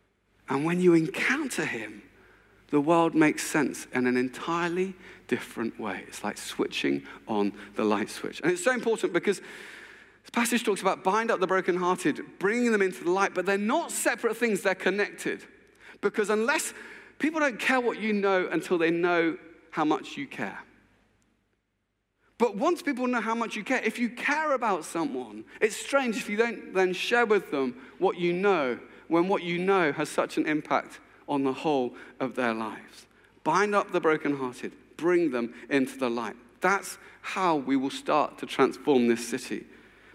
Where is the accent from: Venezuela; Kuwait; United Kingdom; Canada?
United Kingdom; England; I'm English